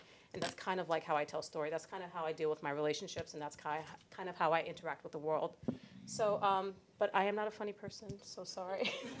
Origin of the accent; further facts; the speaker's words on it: New York City, New York, United States; first language English; born and raised in New York City. I am the first kid of Somali Muslim immigrant parents, the child of an arranged marriage.